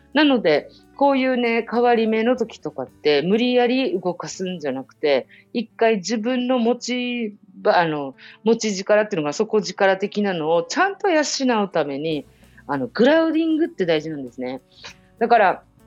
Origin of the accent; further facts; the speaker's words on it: Japan; 私はあの、日本人